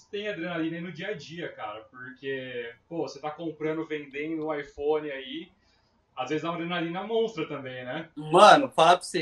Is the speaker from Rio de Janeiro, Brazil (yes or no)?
no; Limeira, São Paulo, Brazil; sou de Limeira, São Paulo. É do lado de Americana.